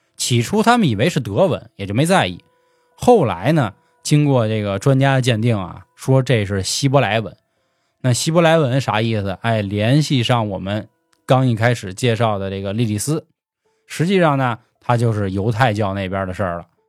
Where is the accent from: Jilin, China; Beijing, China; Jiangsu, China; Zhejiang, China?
Beijing, China; accent: Beijing; 我们是北京的主播